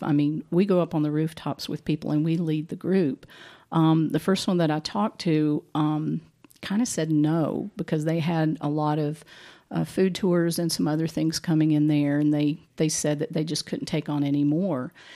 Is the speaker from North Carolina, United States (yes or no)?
yes; Boone, North Carolina, United States; also born or lived in Asheville, North Carolina; I actually grew up in Boone